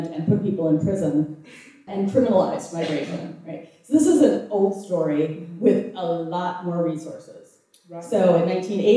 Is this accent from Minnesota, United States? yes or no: yes; Minnesota, United States; I'm from Minnesota, we are not a marching people.